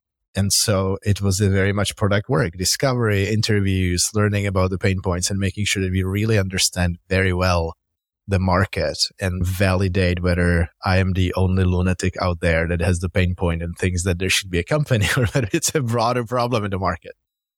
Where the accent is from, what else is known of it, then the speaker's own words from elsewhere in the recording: Prague, Czechia; moved away as an adult; now in Bay Area, United States; Yeah, I'm originally Czech from Prague. I moved to the Bay Area 16 years ago.